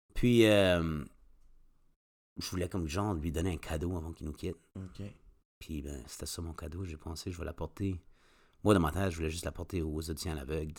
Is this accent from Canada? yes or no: yes; Moncton, New Brunswick, Canada; je viens de, de Moncton